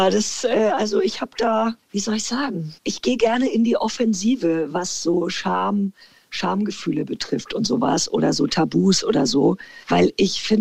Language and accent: German; Bavaria, Germany; accent: Franconian; Und für mich war das total schön in Hamburg. Aber es ist tatsächlich, also ich musste mir meinen mein Dialekt und meinen Akzent abgewöhnen.